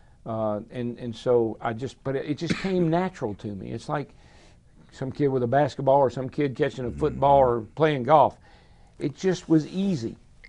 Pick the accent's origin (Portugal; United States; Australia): United States; Owensboro, Kentucky; moved away as an adult; now in Franklin, United States; I grew up in Owensboro, Kentucky.